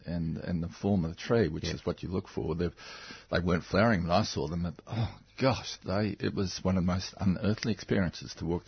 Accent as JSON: {"language": "English", "region": "Victoria", "country": "Australia", "said": "And I'm from the Dandongs and the mountain ash, the regnans."}